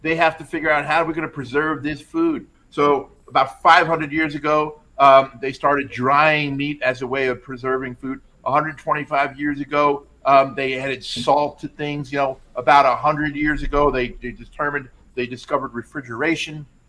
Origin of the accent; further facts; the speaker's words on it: New York, United States; moved away; I am originally from New York, and I used to commute on the Long Island Railroad